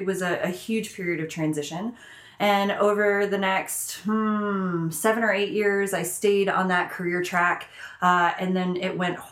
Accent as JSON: {"language": "English", "region": "the South", "country": "United States", "tie": "born or raised there", "said": "I grew up in the South"}